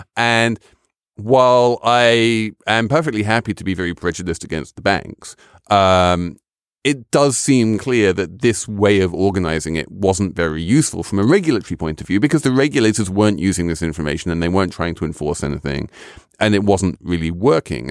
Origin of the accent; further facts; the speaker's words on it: England, United Kingdom; as a Brit